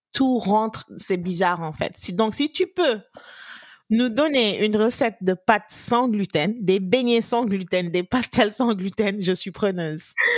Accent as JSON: {"language": "French", "town": "Gorée", "region": "Dakar", "country": "Senegal", "tie": "born or raised there", "said": "j'ai grandi un peu à Gorée"}